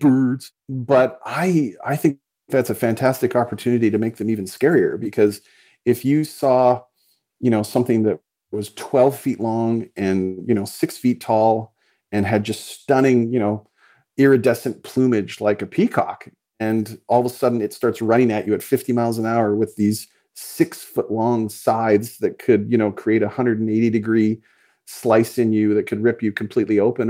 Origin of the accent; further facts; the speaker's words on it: Calgary, Alberta, Canada; I grew up in Calgary, Alberta, Canada